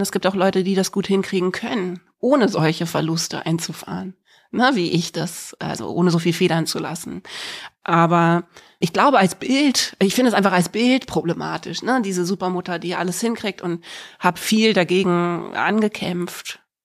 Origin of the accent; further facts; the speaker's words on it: Freiburg im Breisgau, Baden-Württemberg, Germany; also born or lived in Berlin; Und dann sind wir nach Freiburg im Breis